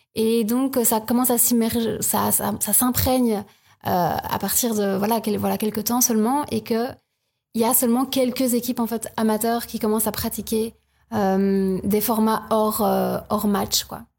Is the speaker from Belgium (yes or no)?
yes; Province of Luxembourg, Wallonia, Belgium; moved away as an adult; also born or lived in Louvain-la-Neuve; je viens de la province de Luxembourg